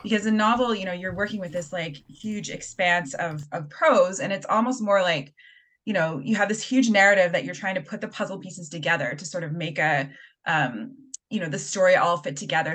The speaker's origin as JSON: {"language": "English", "town": "Halifax", "region": "Nova Scotia", "country": "Canada", "tie": "born or raised there", "said": "I grew up in Halifax."}